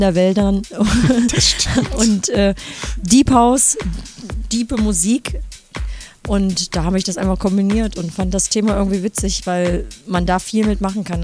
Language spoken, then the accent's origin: German; Germany; Ich komme aus dem Harz